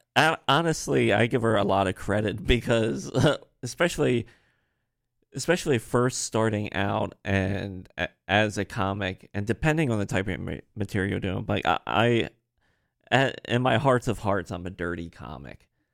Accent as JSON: {"language": "English", "town": "Harrisburg", "region": "Pennsylvania", "country": "United States", "tie": "born or raised there", "also_born_or_lived": "Baltimore, Maryland", "accent": "a little bit of Marylander", "said": "I'm from Pennsylvania"}